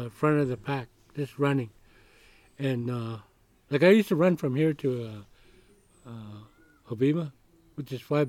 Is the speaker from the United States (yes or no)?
no; Kenya; And I was just like a little kid. I was like from Kenya.